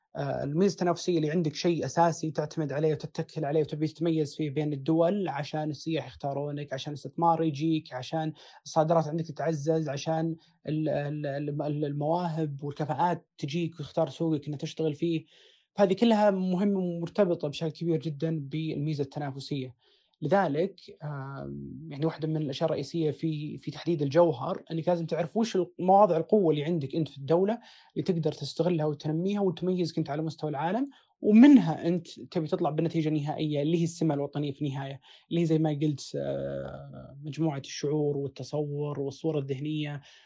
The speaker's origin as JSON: {"language": "Arabic", "country": "Saudi Arabia", "said": "احنا كسعوديين"}